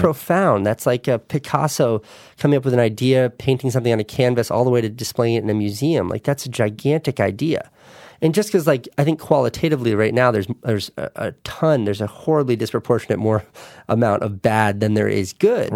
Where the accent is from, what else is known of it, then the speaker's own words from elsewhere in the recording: New York, United States; my hometown